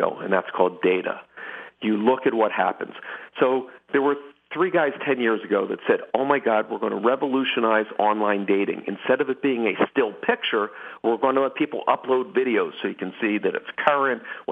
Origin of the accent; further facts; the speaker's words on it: Philadelphia, Pennsylvania, United States; I grew up in Philadelphia